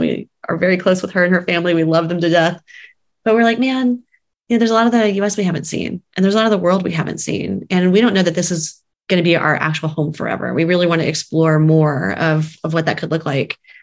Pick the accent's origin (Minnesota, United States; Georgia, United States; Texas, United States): Texas, United States; San Antonio; moved away as an adult; also born or lived in New York City; now in Kansas City, United States; we are originally from Texas, San Antonio, Texas, and moved to New York City for a period of time in our 20s and 30s